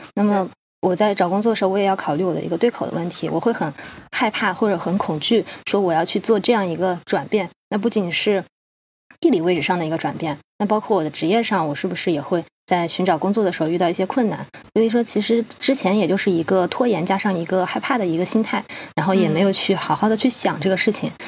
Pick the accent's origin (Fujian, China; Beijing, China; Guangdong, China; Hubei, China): Hubei, China; moved away as an adult; now in United States; 因为我家是湖北的嘛